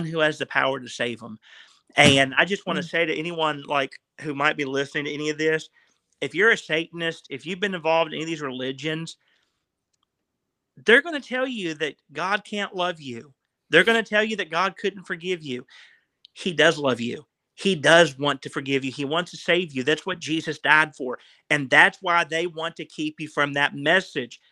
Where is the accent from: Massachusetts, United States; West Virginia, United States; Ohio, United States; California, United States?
West Virginia, United States; I'm from West Virginia